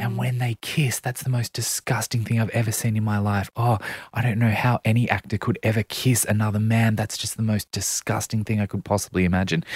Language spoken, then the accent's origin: English; Central Coast, New South Wales, Australia; grew up on the Central Coast